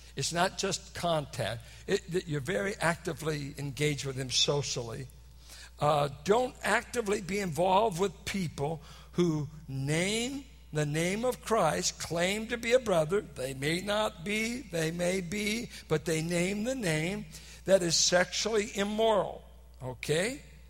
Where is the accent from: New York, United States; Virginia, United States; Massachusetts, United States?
Virginia, United States; Richmond; I'm from Richmond. I said, hot refers either to chicks or stolen goods.